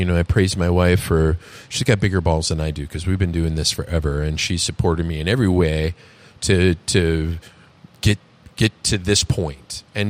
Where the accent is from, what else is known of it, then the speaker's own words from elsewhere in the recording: New York, United States; You know, I can just throw a little New York on the end of my New York. I'm from New York.